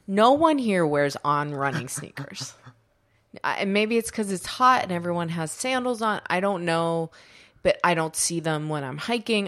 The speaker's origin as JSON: {"language": "English", "country": "United States", "said": "we're American"}